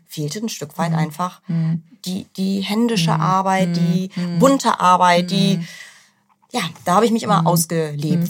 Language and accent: German; Northern Germany, Germany; now in Hamburg, Germany; Ich komme gar nicht so weit von hier. Ich bin eine norddeutsche Seele